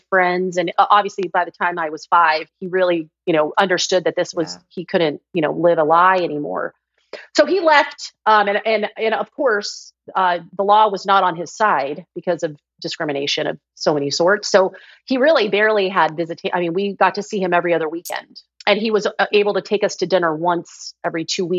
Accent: Georgia, United States; I grew up in Georgia

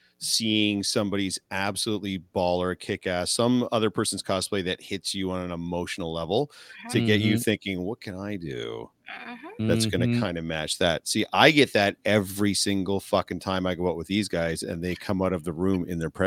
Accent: London, Ontario, Canada; my hometown where I was raised

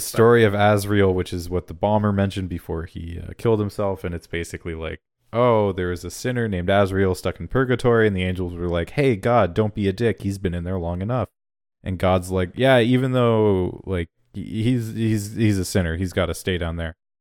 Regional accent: Canada; I'm fucking Canadian there, eh?

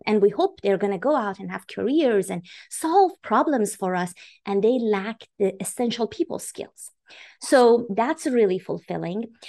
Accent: Iran; moved away; I was born and raised in Iran

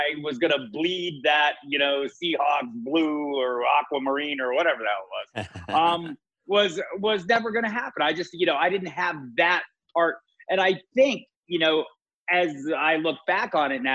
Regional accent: Tucson, Arizona, United States; I was native. I was born in Tucson, Arizona.

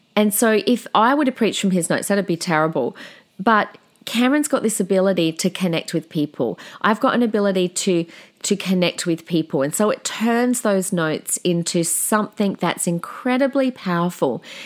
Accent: South Australia, Australia; I've got such a different accent compared to everyone, 'cause I'm from South Australia

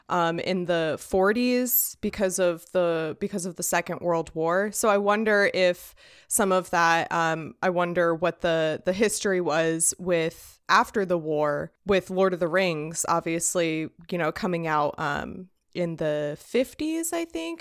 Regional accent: United States; I, as an American

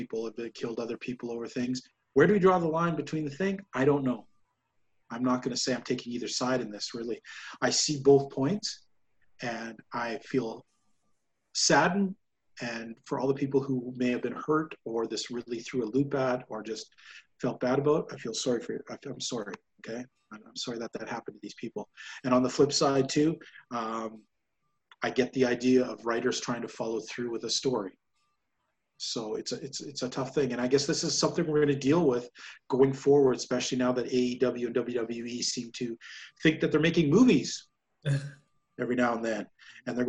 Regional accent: Canada; I noticed that as a Canadian

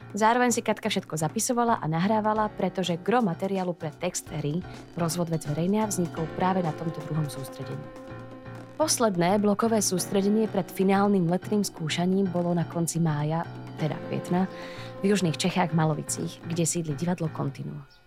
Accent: Slovakia; now in Prague, Czech Republic; som Slovenka, žijúca v Prahe

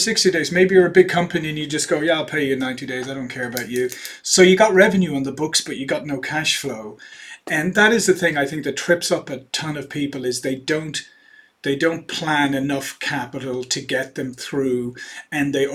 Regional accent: Ireland; moved away as an adult; also born or lived in Silicon Valley, United States; now in United States; I'm originally Irish

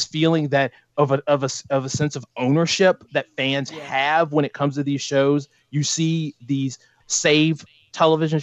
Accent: United States; as an American

